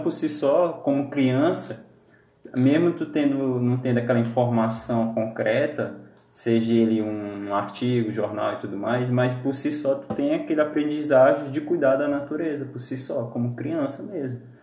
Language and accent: Portuguese; Pará, Brazil; Eu sou lá de, do Pará, em Paropebas